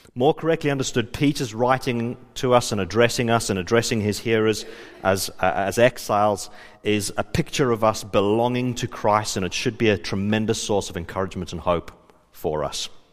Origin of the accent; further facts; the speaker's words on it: Johannesburg, Gauteng, South Africa; moved away; I was from South Africa. I grew up in Johannesburg.